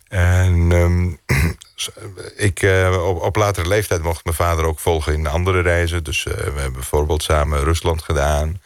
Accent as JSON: {"language": "Dutch", "country": "Greece", "tie": "born or raised there", "also_born_or_lived": "Netherlands", "said": "zo ben ik in Griekenland opgegroeid"}